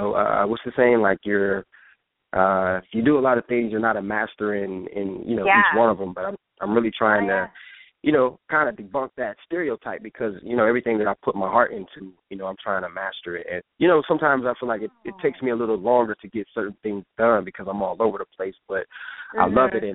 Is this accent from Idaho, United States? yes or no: no; Toledo, Ohio, United States; moved away as an adult; now in California, United States; I'm from Toledo, Ohio